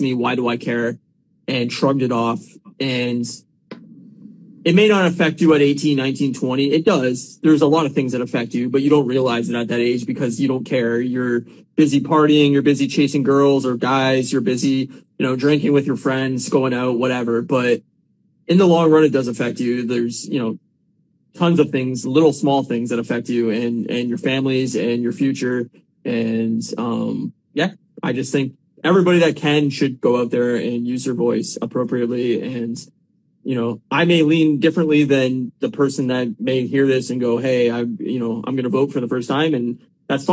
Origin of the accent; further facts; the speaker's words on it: Canada; as a Canadian